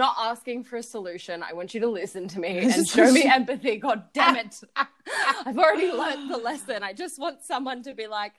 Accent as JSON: {"language": "English", "country": "Australia", "said": "we're Australian"}